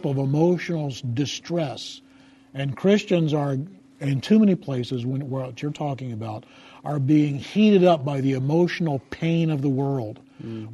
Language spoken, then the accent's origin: English; United States; In my national identity as an American